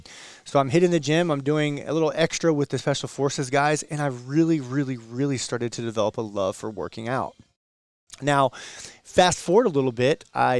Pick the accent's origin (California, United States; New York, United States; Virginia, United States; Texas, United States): Virginia, United States; one of the back roads where I grew up in Virginia.